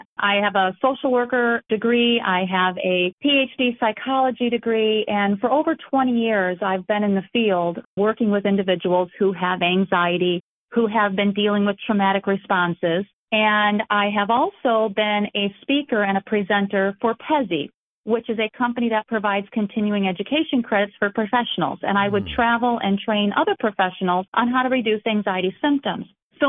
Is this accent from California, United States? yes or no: yes; Sacramento, California, United States; I even had one or two small art shows locally here in my hometown, Sacramento.